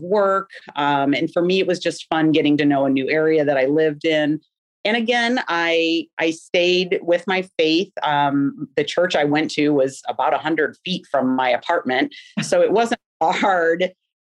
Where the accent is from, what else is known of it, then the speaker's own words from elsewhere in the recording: Northwest Indiana, United States; also born or lived in Ohio; now in Carmel, United States; I was born in Northwest Indiana.